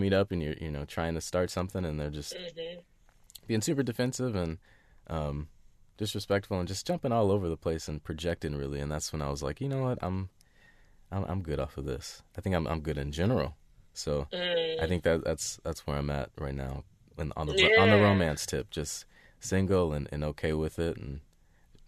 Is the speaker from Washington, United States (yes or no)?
yes; Seattle, Washington, United States